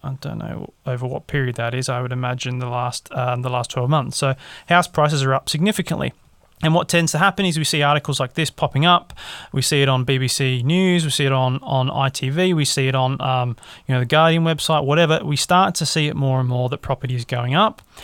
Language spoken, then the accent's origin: English; Australia; now in England; as an Australian